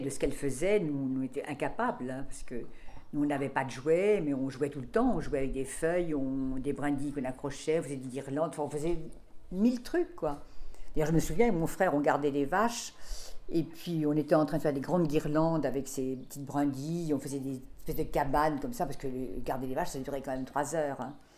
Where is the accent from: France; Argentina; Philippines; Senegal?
France; Deux-Sèvres, Nouvelle-Aquitaine; now in Paris, France; moi je suis née dans les Deux-Sèvres